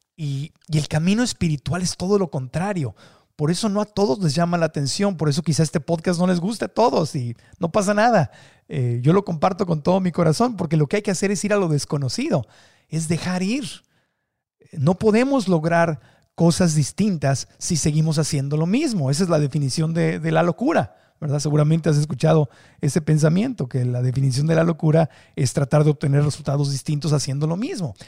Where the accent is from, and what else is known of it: Mexico